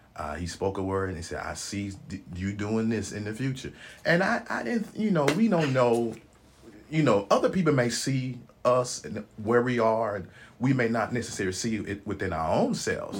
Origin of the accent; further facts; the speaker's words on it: Memphis, Tennessee, United States; moved away; born and raised in Memphis, Tennessee